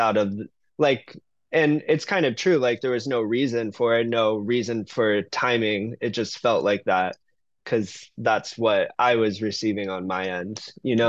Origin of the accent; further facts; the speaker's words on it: Cutler Bay, Florida, United States; moved away as an adult; also born or lived in New York; now in San Francisco, United States; I grew up in Miami